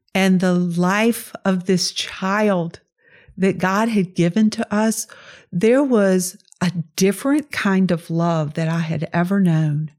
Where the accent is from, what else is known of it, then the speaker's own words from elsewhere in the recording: Laurel, Mississippi, United States; now in Richmond, United States; I was born in Laurel, Mississippi